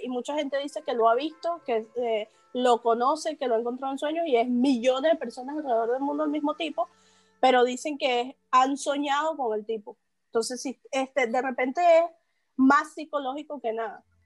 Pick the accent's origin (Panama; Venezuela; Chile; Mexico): Venezuela; Caracas, Capital District; moved away; also born or lived in Amuay, Falcón, Venezuela; Yo vivía en un pueblito que se llama Amuay. Yo soy de Caracas, pero me mudé a Amuay.